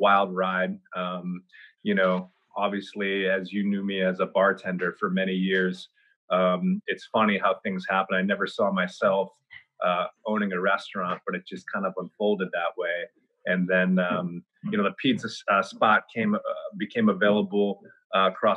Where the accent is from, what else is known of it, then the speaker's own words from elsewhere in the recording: Newport, Rhode Island, United States; moved away as an adult; also born or lived in Florida; I'm actually from Newport